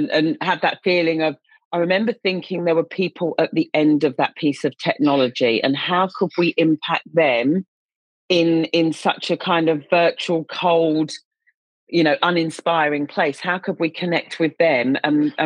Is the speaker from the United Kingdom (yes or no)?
yes; United Kingdom; moved away as an adult; now in Australia; I'm obviously a Brit living in Australia